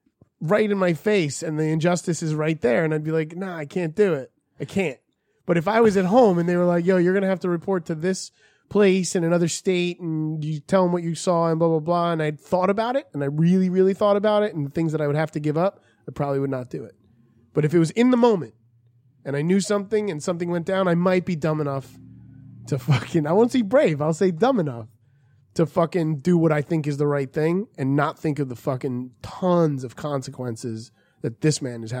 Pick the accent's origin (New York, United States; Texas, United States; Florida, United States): Florida, United States; Listen, I'm from Florida, so you don't have to give me too much.